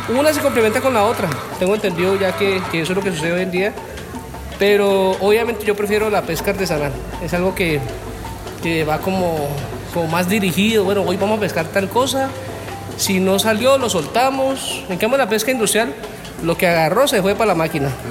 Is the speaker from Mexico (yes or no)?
no; Colombia; a pesar de que yo soy de raíces asiáticas, obviamente nací en Colombia